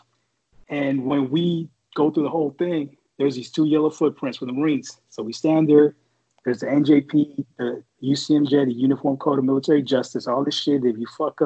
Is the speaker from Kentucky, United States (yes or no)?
no; San Francisco, California, United States; I was from San Francisco